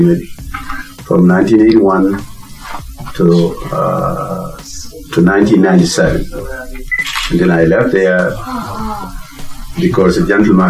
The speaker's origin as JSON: {"language": "English", "country": "Gambia", "tie": "born or raised there", "moved": "yes", "lives_now": "United States", "said": "I'm from Gambia, West Africa."}